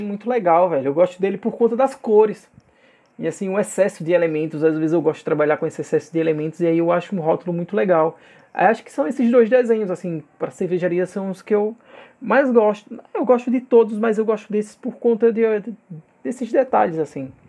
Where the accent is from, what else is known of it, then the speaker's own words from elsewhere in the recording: agreste of Alagoas, Brazil; de onde eu vim, né, cara, uma cidade de 70 mil habitantes do agreste de Alagoas